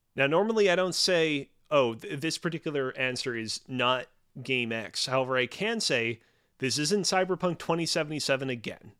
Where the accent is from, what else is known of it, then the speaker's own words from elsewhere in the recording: Montreal, Quebec, Canada; I'm from Montreal.